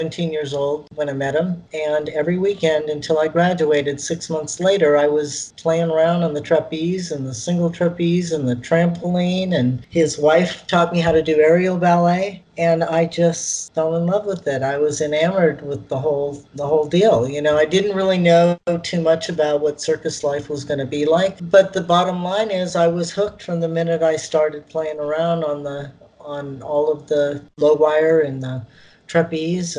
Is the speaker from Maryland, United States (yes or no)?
no; California, United States; accent: valley girl; I am from California, and I'm what they call as a valley girl